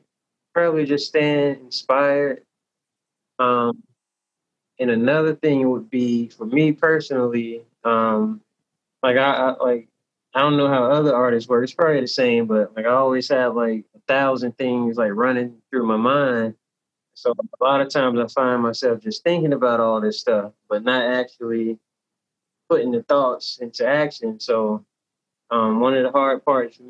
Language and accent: English; Tallahassee, Florida, United States; also born or lived in Newark, New Jersey; now in Jacksonville, United States; I was born in Newark, New Jersey. I was raised in Tallahassee, Florida. And now I'm living and working in Jacksonville, Florida